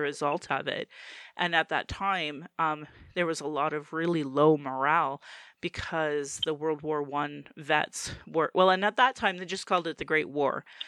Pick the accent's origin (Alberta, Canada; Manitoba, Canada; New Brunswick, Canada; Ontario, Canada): Alberta, Canada; Calgary; born or raised there